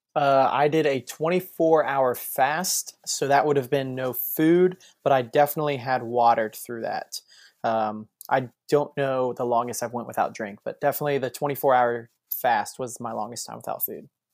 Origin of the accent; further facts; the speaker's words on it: Springfield, Ohio, United States; moved away as an adult; now in Florida, United States; I'm from Springfield, Ohio.